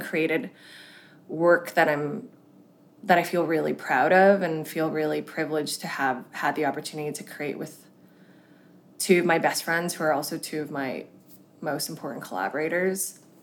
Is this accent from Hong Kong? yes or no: yes; Hong Kong; I was born in Hong Kong, which is a very traditional and quite kind of hierarchical culture